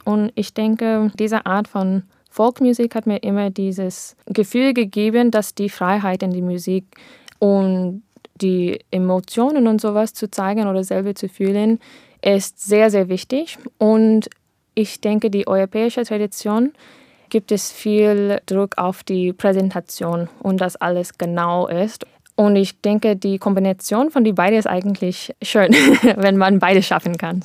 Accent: United States; German is a second language; moved away as an adult; now in Germany; wir wir sind beide dort in Amerika aufgewachsen, aber ich bin vor sechs äh, Jahren nach Deutschland umgezogen

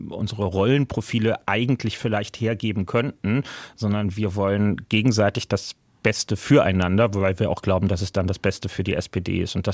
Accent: Berlin, Germany; Ich bin Großstädter, bin Berliner, mein Wahlkreis ist in Berlin

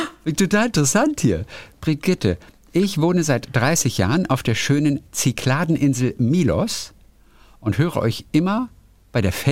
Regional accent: Tajikistan; born there; So kunterbunt bin ich auch. Halb deutsch, halb russisch, mit einem ukrainischen Nachnamen, aber gebürtig aus Tadschikistan, Zentralasien.

